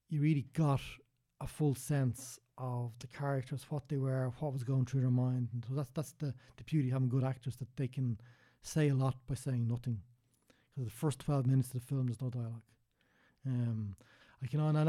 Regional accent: Dublin, Leinster, Ireland

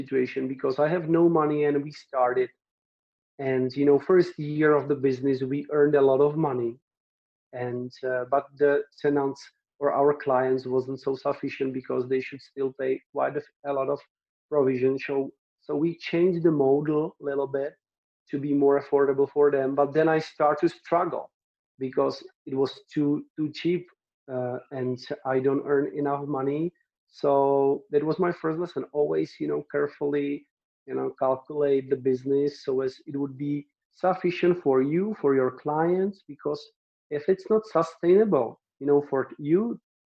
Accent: Czechia; moved away as an adult; now in Brno, Czech Republic; I am from the village where it's like 20,000 inhabitants.

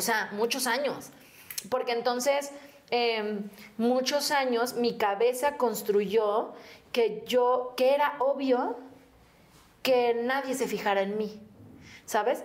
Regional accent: Mexico City, Mexico; Y yo, ah, de aquí, de México. De Xochimilco

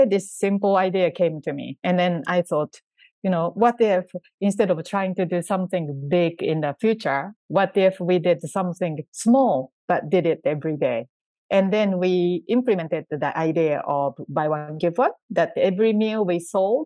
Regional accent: Japan; I was born in Japan and grew up in Japan

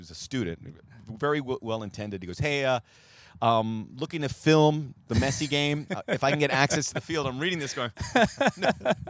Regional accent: Miami, Florida, United States; now in Los Angeles, United States; I'm from Miami originally, Jordan.

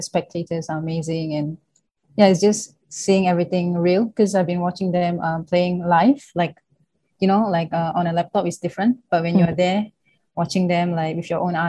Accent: Singapore; moved away as an adult; now in Kobe, Japan

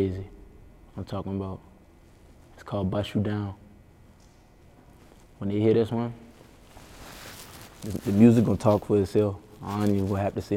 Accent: Charleston, South Carolina, United States; I'm from Charleston

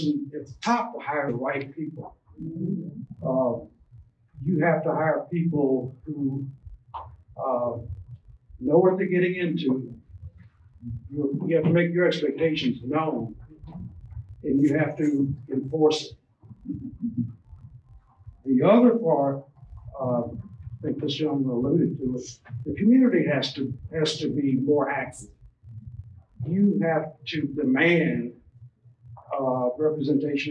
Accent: Arkansas, United States; moved away as an adult; also born or lived in Mississippi / Louisiana / Florida / Wilmington, Delaware; now in Louisville, United States; I worked in Arkansas, my home state

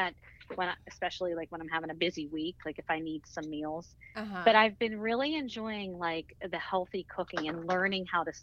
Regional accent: 45 minutes north of Pittsburgh, Pennsylvania, United States; also born or lived in Baltimore; I grew up about 45 minutes north

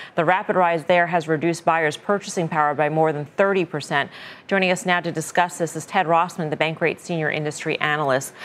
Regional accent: New York City, New York, United States; As a New Yorker

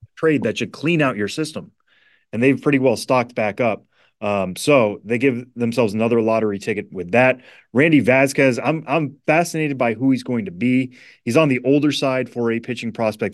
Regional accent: New England, United States; I grew up in New England

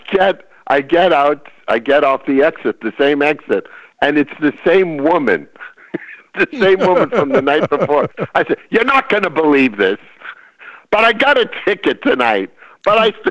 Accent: California, United States; I'm from California. Who the hell built this road?

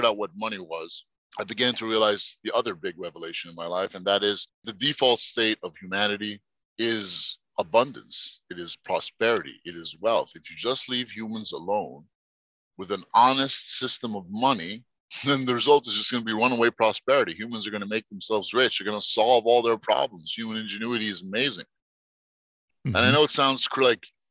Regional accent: New York, United States; also born or lived in Egypt; So I grew up in New York

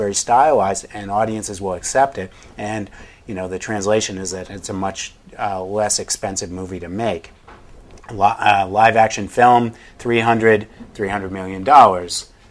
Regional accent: New England, United States; I grew up in New England

